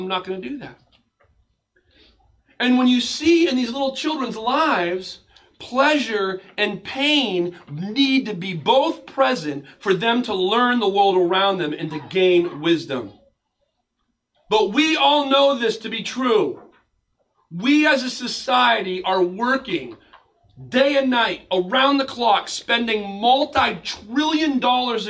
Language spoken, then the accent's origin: English; United States; as an American pastor